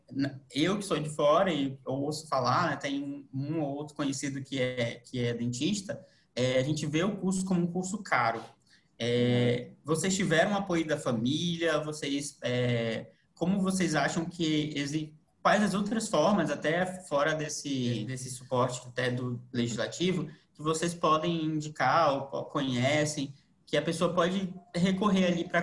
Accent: Florianópolis, Santa Catarina, Brazil; eu também sou aqui de Florianópolis e já sei para onde eu vou

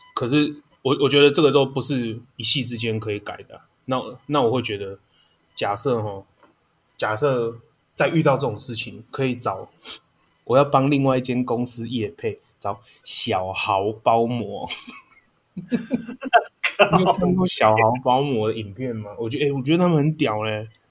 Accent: Taiwan; 因为我们是台湾人呐

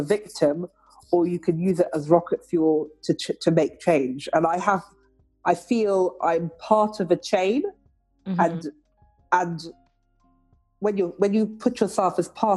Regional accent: London, United Kingdom; I grew up in Mayfair

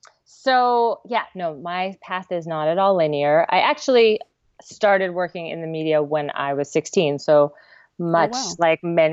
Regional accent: Santa Cruz, California, United States; also born or lived in Melbourne, Australia; I grew up in Santa Cruz.

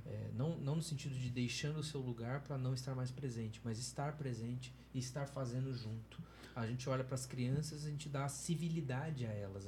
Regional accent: Campinas, São Paulo, Brazil; A igreja que eu, que eu fui parte e da qual eu cresci lá em Campinas

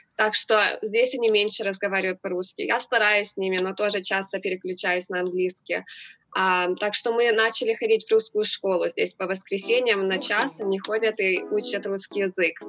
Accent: Los Angeles, California, United States; also born or lived in Moscow; now in Houston, United States; Я вообще родилась в Москве, так что я, может быть, знаю, что такое настоящая зима, но я выросла всю жизнь в Лос-Анджелесе

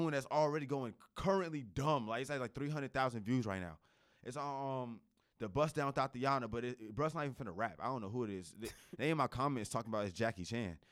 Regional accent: New Jersey, United States; also born or lived in Raleigh, North Carolina; now in North Carolina, United States; I come from Jersey

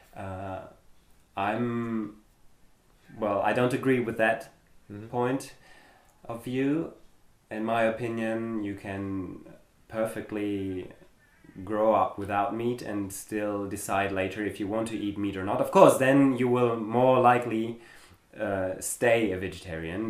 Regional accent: Germany; English is a second language; moved away as an adult; I was born in Germany and I grew up in Germany.

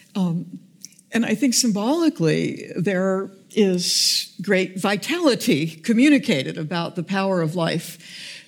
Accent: United States; I'm an American

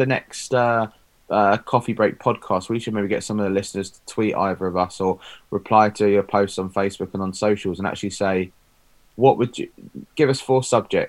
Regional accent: England, United Kingdom; as an Englishman

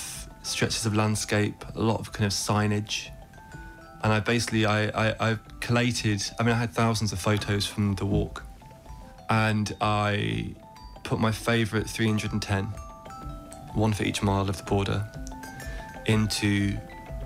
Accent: England, United Kingdom; accent: English; moved away as an adult; now in Ireland; My family are Irish. I grew up in England. I have an English accent

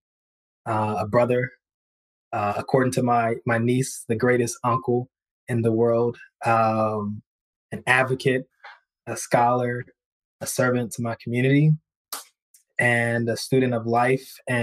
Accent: East Texas, United States; moved away; I'm originally from East Texas

